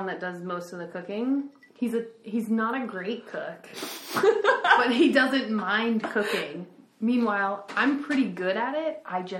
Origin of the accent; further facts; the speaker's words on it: Harrisonburg, Virginia, United States; I grew up in Harrisonburg, Virginia, which is west and north